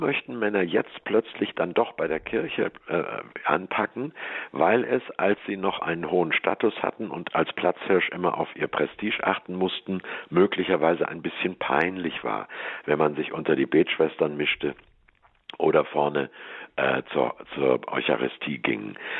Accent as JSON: {"language": "German", "region": "Hamburg", "country": "Germany", "moved": "yes", "lives_now": "Swabia, Germany", "said": "Ich bin ja Hamburger, lebe nur in Schwaben."}